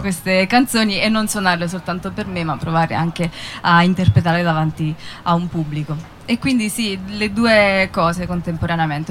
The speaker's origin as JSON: {"language": "Italian", "country": "Italy", "moved": "yes", "said": "Ho fatto due concerti giù a sud, uno a Lanciano e uno a Campobasso, dalle mie parti"}